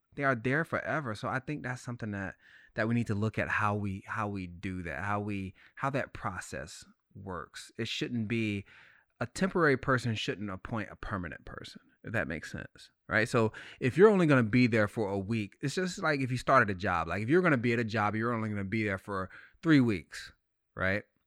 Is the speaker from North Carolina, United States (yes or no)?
yes; North Carolina, United States; growing up in North Carolina